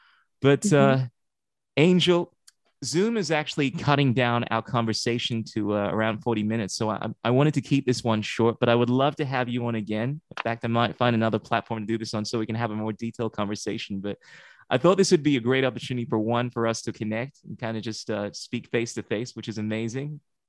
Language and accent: English; Ghana; moved away; I've always felt a little different in the sense that I'm someone from Ghana. I was born there, and I was trying to identify with the African American culture when I came here